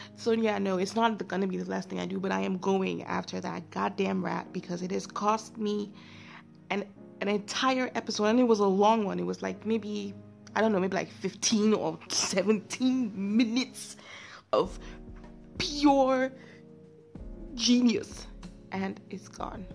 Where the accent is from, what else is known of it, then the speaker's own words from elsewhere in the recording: Nigeria; I'm a Nigerian